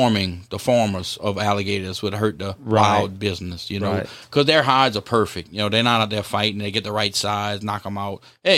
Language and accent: English; South Louisiana, United States; I grew up in Down South.